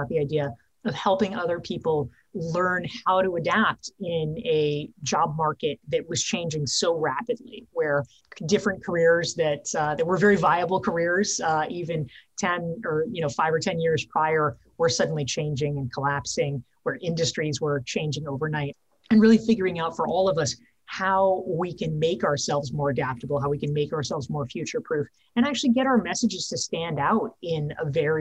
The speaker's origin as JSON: {"language": "English", "region": "North Carolina", "country": "United States", "tie": "born or raised there", "moved": "yes", "lives_now": "New York City, United States", "said": "I grew up in North Carolina and I live in New York City now."}